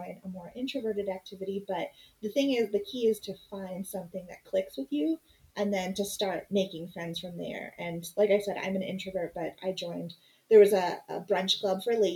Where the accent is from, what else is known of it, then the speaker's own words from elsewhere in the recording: Phoenix, Arizona, United States; moved away as an adult; We both were born and raised in Phoenix